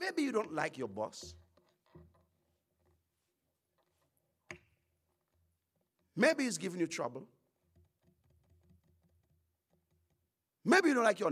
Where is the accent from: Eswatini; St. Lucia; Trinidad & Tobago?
St. Lucia; I'm not from the States, I'm from the Caribbean